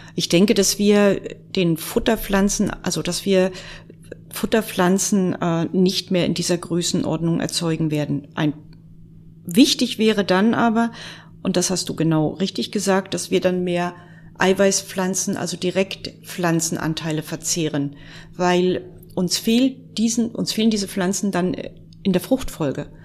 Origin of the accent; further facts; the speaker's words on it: Mecklenburg-Vorpommern, Germany; bei uns in Mecklenburg-Vorpommern